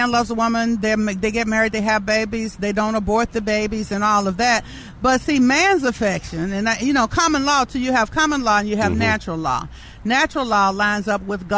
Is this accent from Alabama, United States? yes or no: yes; Birmingham, Alabama, United States; also born or lived in Atlanta, Georgia; I was born in Atlanta, Georgia in 1951, moved to Birmingham with A.D. King